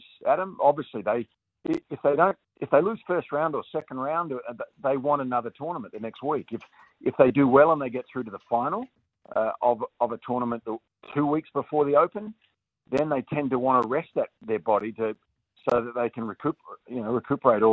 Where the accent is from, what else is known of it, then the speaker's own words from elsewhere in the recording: Australia; as an Australian